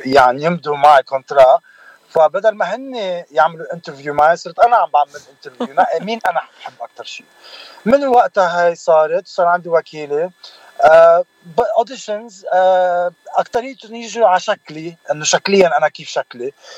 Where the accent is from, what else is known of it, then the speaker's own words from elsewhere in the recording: Bednayel, Beqaa, Lebanon; also born or lived in Dearborn, Michigan / Manhattan; now in Los Angeles, United States; من البقاع سهل البقاع من بدنايل ضيعت بدنايل اللي هي مش كتير بعيده عن زحله